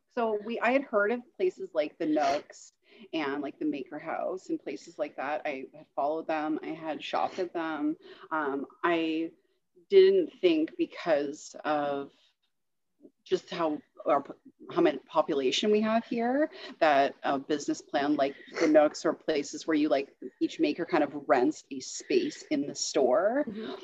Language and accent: English; Ontario, Canada; also born or lived in Toronto / Perth / Kingston / Borden; now in Petawawa, Canada; I grew up in Ontario, lived around the Toronto area, Perth, and Kingston before I moved to Petawawa